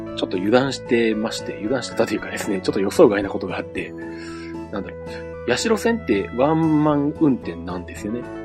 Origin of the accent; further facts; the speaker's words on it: Nagoya, Aichi, Japan; もともとあの、名古屋生まれの名古屋育ち